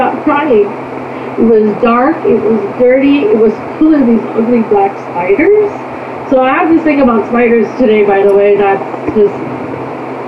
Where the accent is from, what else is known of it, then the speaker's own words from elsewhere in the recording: Upper Michigan, United States; also born or lived in Korea; I'm from Upper Michigan